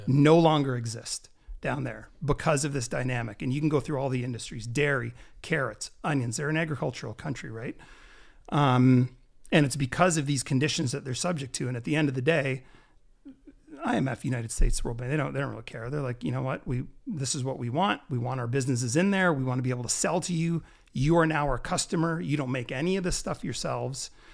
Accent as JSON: {"language": "English", "country": "Canada", "tie": "born or raised there", "said": "I'm, I'm the only one in my family born here, but all my brothers and sisters are born down there."}